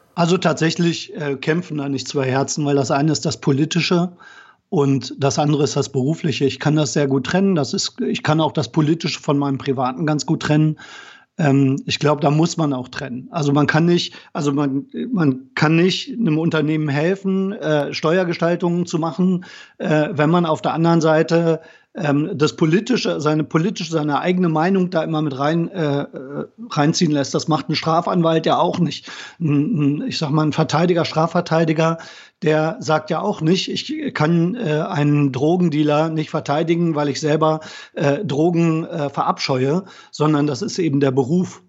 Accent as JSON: {"language": "German", "town": "Braunschweig", "region": "Lower Saxony", "country": "Germany", "tie": "born or raised there", "also_born_or_lived": "Bremen / Kiel", "moved": "as an adult", "lives_now": "Koblenz, Germany", "said": "ich komme aus Braunschweig, äh, bin in Braunschweig groß geworden"}